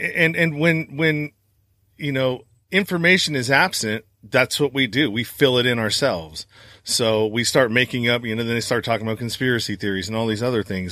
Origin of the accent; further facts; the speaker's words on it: Northern California, United States; I'm from Northern California